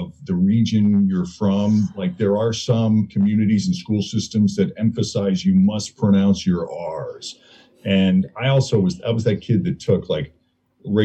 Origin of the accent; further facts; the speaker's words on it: Maynard, Massachusetts, United States; moved away as an adult; also born or lived in Lexington, Massachusetts / Portland, Maine; now in Cincinnati, United States; I'm originally from so childhood was split up between Maynard, Massachusetts and Lexington, Massachusetts